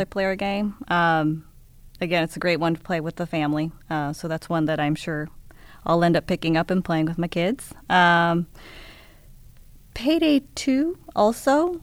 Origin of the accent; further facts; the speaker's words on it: Seattle, Washington, United States; moved away as an adult; also born or lived in Japan; I grew up in Seattle, um, but, um, I actually moved away, uh, after college.